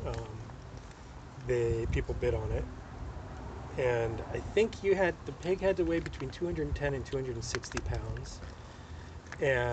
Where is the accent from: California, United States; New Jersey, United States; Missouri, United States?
California, United States; San Luis Obispo; also born or lived in Pacific Palisades, California; I moved to San Luis Obispo in 5th grade